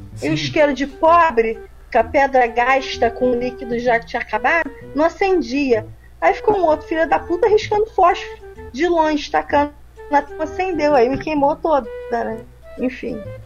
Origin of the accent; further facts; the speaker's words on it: Brazil; eu sou brasileira